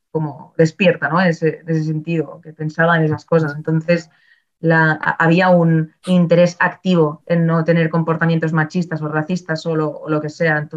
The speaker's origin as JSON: {"language": "Spanish", "town": "Barcelona", "region": "Catalonia", "country": "Spain", "said": "Yo es que vengo de Barcelona."}